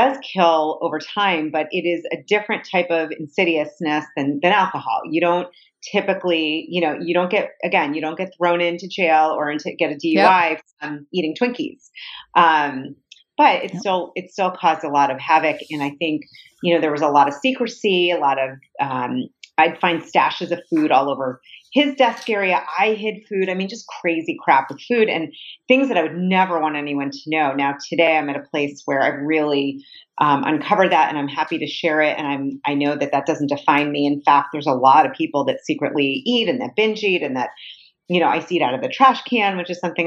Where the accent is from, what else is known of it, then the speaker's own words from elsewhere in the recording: Boston, Massachusetts, United States; I grew up in the Boston area.